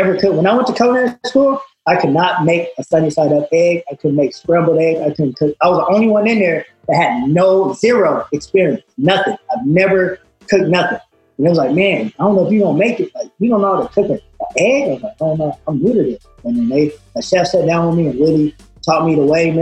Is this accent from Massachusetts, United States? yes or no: no; Moreno Valley, California, United States; I'm from Reno Valley, California.